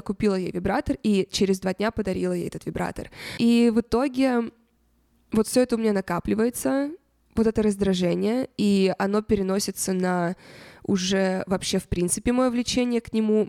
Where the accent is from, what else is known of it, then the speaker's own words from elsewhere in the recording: Russia; откуда я, я говорю, из России